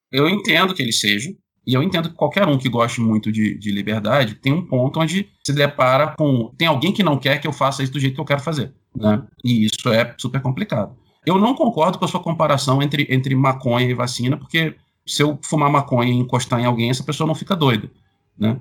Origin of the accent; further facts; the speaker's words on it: Rio de Janeiro, Brazil; sou carioca